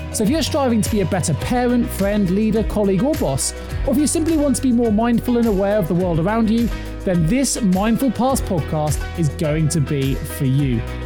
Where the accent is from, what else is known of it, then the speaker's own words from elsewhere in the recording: England, United Kingdom; we're English